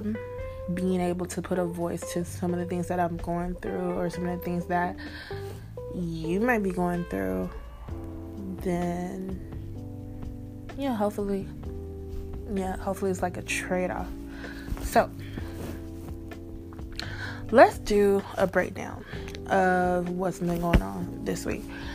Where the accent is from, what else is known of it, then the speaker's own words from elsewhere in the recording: Texas, United States; I am from Texas